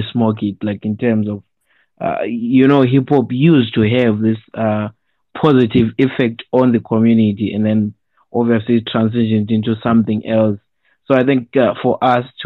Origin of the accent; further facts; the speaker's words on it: Zimbabwe; I'm calling in. I'm from Zimbabwe